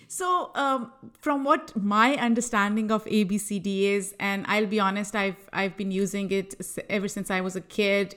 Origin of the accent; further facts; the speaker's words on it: Lahore, Punjab, Pakistan; moved away as an adult; also born or lived in New York; now in United States; I am originally from Lahore, Pakistan